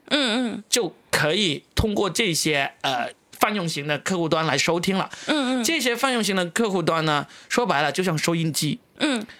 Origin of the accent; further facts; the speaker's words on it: China; 我们中国人